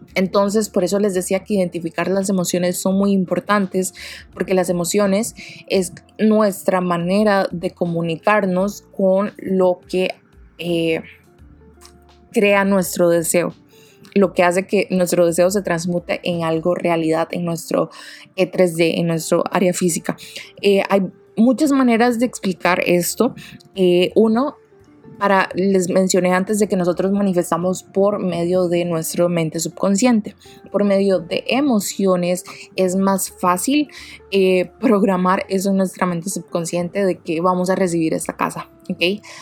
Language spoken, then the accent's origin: Spanish; Costa Rica; Yo soy de Costa Rica